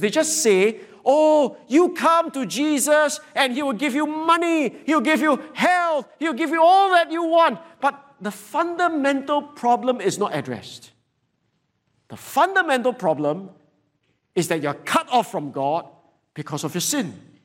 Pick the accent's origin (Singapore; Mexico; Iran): Singapore; as average Singaporean